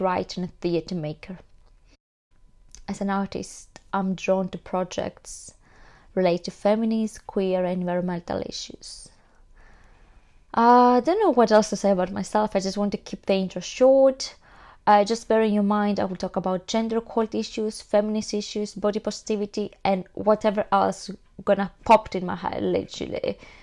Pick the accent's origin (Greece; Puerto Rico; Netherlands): Greece; moved away as an adult; now in London, United Kingdom; I was born and raised in Greece, but I have been living the last five years in London